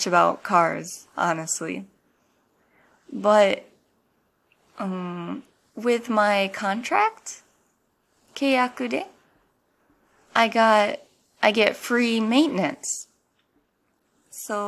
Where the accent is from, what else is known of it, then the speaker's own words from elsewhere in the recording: United States; moved away as an adult; now in Japan; I'm an American living in Japan